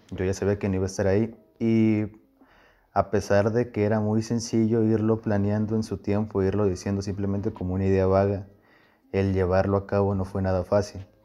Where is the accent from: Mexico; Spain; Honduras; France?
Mexico; Puebla; now in Guasave, Mexico; no soy sinaloense, no le hagan caso, soy de Puebla, mm. pero fue en Sinaloa.